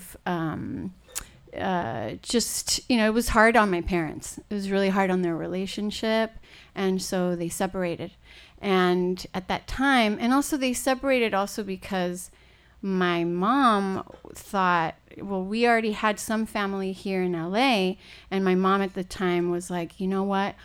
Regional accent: Puerto Rico; also born or lived in Chile; now in Los Angeles, United States; I was just a year and a half old, and then my parents wanted the American dream, and they immigrated to Puerto Rico

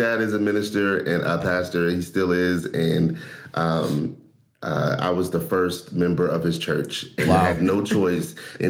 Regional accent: Charlotte, North Carolina, United States; This is my wife, Adrienne, and I'm from Charlotte, North Carolina.

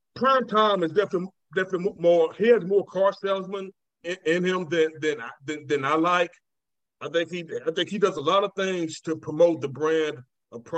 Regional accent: Columbus, Georgia, United States; we're from Columbus

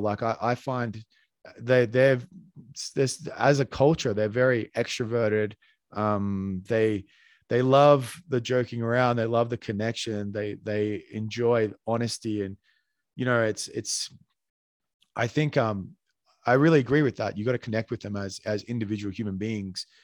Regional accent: Australia; now in Colombia; I'm Australian

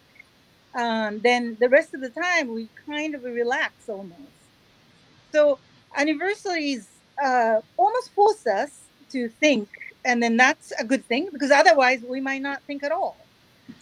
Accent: Tokyo, Japan; now in San Francisco, United States; I grew up in Tokyo

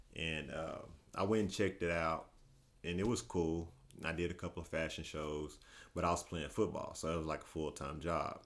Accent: Paris, Texas, United States; moved away as an adult; now in Dallas, United States; I grew up in Paris, Texas

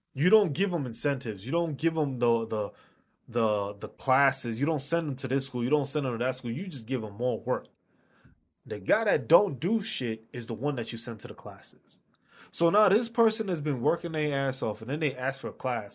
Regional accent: New York City, New York, United States; I'm from New York City.

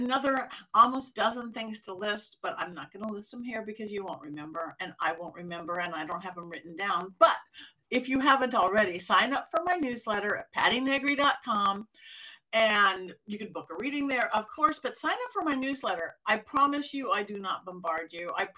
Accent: Los Angeles, California, United States; my hometown

